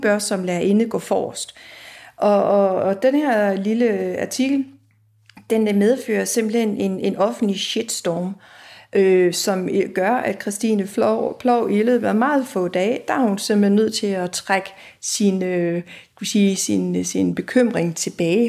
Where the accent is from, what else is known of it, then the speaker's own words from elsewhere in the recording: Aarhus, Central Denmark Region, Denmark; i Aarhus, hvor jeg kommer fra